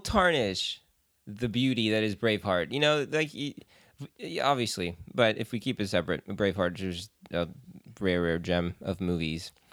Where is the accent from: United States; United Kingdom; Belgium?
Belgium; I was born in Belgium